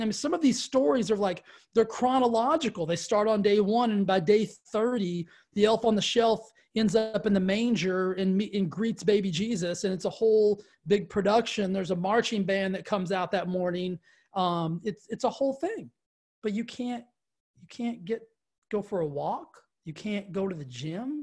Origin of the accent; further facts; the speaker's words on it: the South, United States; I grew up in the South